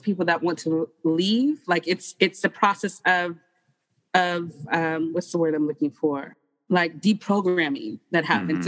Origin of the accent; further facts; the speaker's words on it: Detroit, Michigan, United States; moved away as an adult; also born or lived in New York City; now in Phoenix, United States; I come from Detroit.